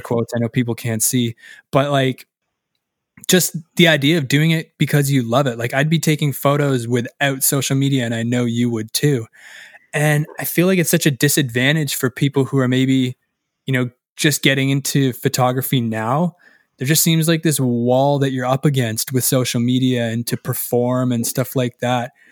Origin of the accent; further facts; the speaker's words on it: Canada; as Canadian as I must be